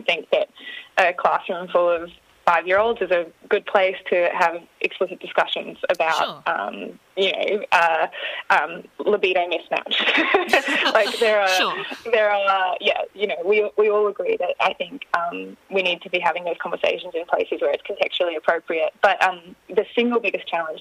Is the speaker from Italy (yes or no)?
no; Australia; Australians have that really lovely, like, combination of being very friendly. We love jokes.